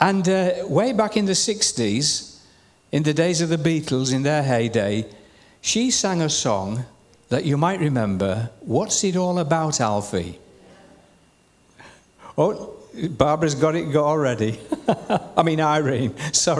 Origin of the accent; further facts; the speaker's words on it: Shildon, North East England, United Kingdom; I was born at 6 Strand Street, Shildon, County Durham